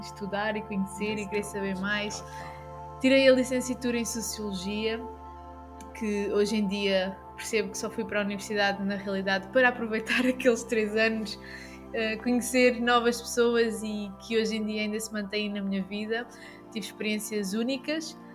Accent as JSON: {"language": "Portuguese", "region": "Algarve", "country": "Portugal", "said": "nós estamos aqui e somos né, do Algarve."}